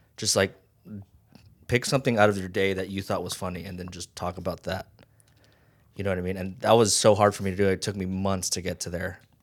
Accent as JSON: {"language": "English", "town": "Las Vegas", "region": "Nevada", "country": "United States", "tie": "born or raised there", "also_born_or_lived": "Hawaii", "said": "I grew up in Vegas. Well, I went from Hawaii"}